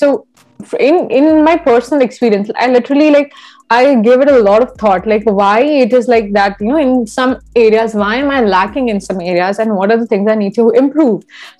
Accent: India; now in Canada; I had that issue when I moved to from India to Canada

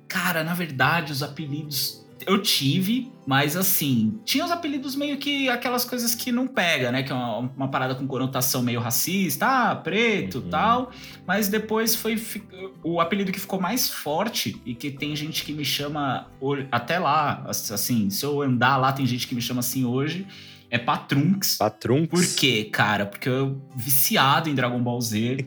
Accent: São Paulo, Brazil; also born or lived in Alto da Lapa, São Paulo; meu coração é da Zona Leste, onde eu nasci e fui criado

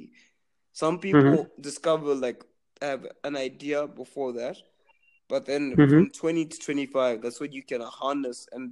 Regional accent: Zimbabwe; I'm from Zimbabwe

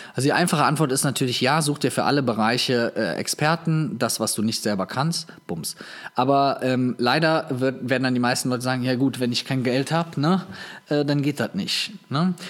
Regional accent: Viersen, North Rhine-Westphalia, Germany; in Viersen in meiner Heimatstadt

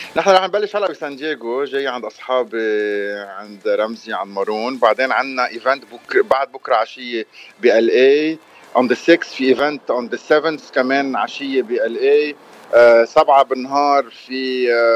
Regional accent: Lebanon; انا لبناني

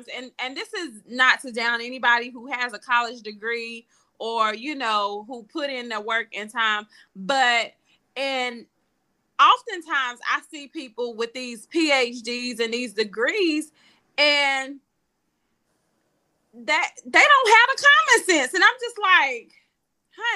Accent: Charlotte, North Carolina, United States; my hometown, Charlotte.

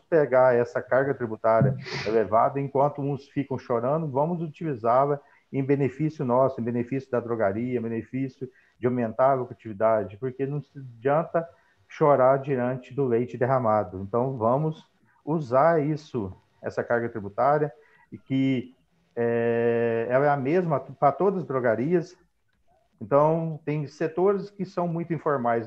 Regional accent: Paraguaçu, Minas Gerais, Brazil; sou de Paraguaçu, de Minas Gerais

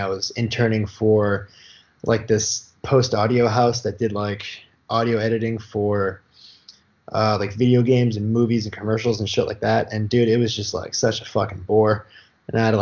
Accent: Boston, Massachusetts, United States; moved away as an adult; also born or lived in New York; now in Los Angeles, United States; I grew up in Boston, Massachusetts

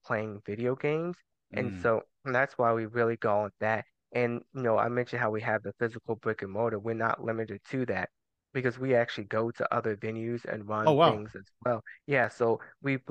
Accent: Durham, North Carolina, United States; also born or lived in Germany; I grew up in Durham.

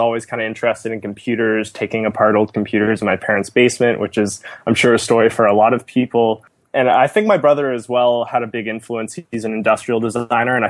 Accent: just outside of Toronto, Ontario, Canada; born and raised just outside of Toronto

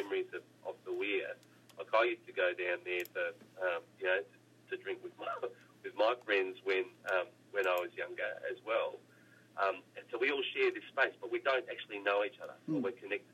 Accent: Australia; grow up as an Australian

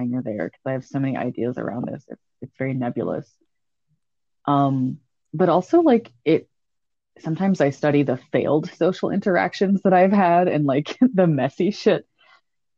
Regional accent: the South, United States; now in the Midwest, United States; I also live in the Midwest, but I was born in the South.

